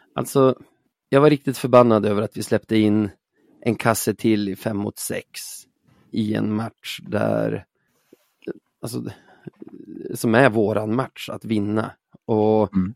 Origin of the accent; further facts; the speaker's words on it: Umeå, Västerbotten County, Sweden; McDonalds var ju borta från Umeå nästan hela min uppväxt.